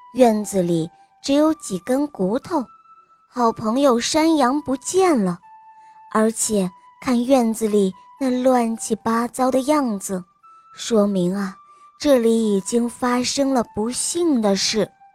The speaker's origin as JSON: {"language": "Chinese", "region": "Beijing", "country": "China", "said": "今年我五岁了，我来自北京"}